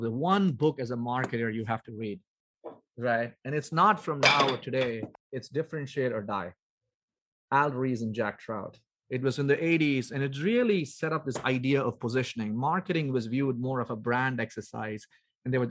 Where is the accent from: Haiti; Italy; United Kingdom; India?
India; South India; moved away; I grew up in India. So I grew up in South India